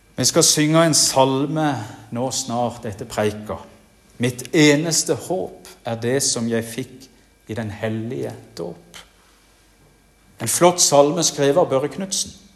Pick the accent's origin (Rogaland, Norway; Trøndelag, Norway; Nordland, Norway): Rogaland, Norway; Jæren; moved away; also born or lived in Bergen; På Jæren, der jeg kommer ifra